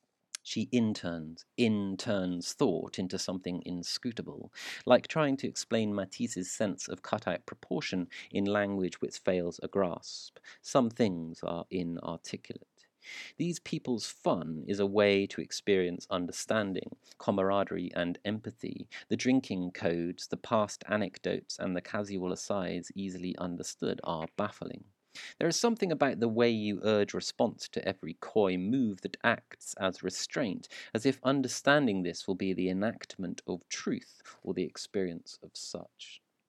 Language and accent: English; South Shields, North East England, United Kingdom; I'm from Newcastle, South Shields.